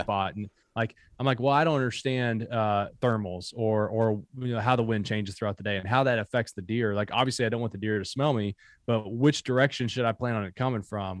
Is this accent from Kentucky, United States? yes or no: yes; Bell County, Kentucky, United States; also born or lived in Harlan County, Kentucky; So born in Harlan County, grew up in Bell County, Kentucky.